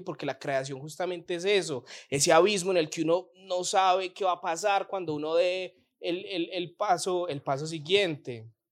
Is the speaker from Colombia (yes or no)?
yes; Colombia; somos colombianos